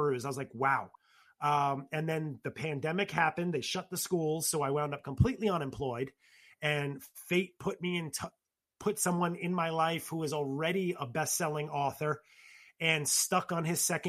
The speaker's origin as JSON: {"language": "English", "town": "New York City", "region": "New York", "country": "United States", "tie": "born or raised there", "said": "in my household or in my circle growing up in the Bronx"}